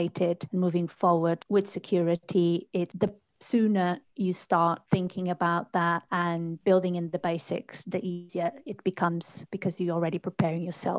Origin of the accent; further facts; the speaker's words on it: Portugal; moved away as an adult; now in United Kingdom; I'm originally from Portugal, and that's where I started my journey into technology